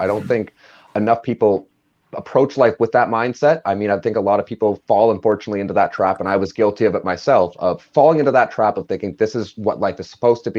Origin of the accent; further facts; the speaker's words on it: Orillia, Ontario, Canada; you and I grew up together in Orillia